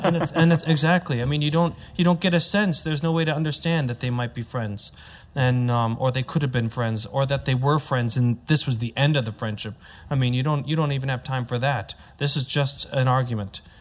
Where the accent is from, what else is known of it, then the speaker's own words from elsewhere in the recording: United States; I'm American, so I have the, I have an American point of view